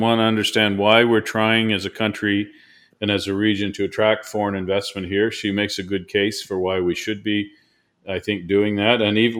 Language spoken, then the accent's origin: English; New Brunswick, Canada; he had heard I was from New Brunswick.